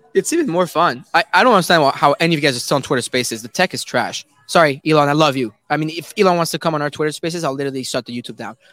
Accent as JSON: {"language": "English", "country": "Canada", "said": "I am from Canada."}